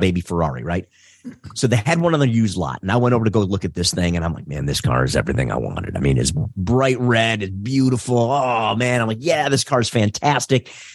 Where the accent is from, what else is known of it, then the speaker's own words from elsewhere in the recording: Detroit, Michigan, United States; I'm born and raised in Detroit. Uh, so I'm, uh, I'm a Detroiter.